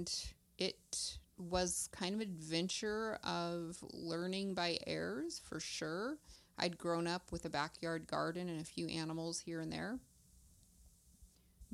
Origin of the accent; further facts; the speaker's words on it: Eastern Oregon, United States; I grew up not too far away in a larger town